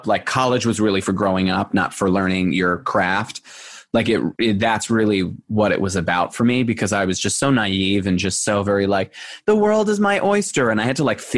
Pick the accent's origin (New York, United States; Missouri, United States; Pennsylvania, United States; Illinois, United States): New York, United States; Long Island; moved away as an adult; also born or lived in Buffalo, New York; now in Los Angeles, United States; I grew up on Long Island